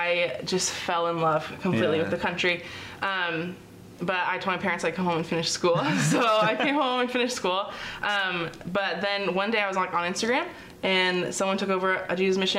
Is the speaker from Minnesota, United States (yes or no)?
no; Lake Stevens, Washington, United States; I'm from Lake Stevens, Washington.